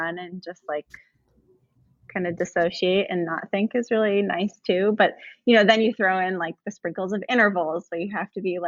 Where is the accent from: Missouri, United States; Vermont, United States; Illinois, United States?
Vermont, United States; I'm from Vermont.